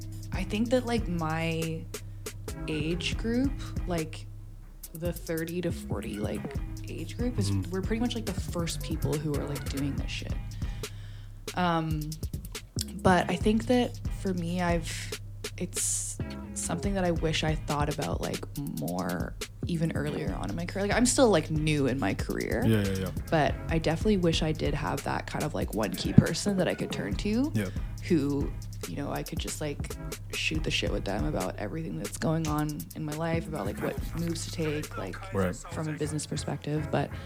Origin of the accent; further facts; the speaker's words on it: Hong Kong; also born or lived in England; I was born in England, and so a lot of my family still lives over there. So my older brother lives there now. I went there a lot, like, as a kid, like, living in Hong Kong.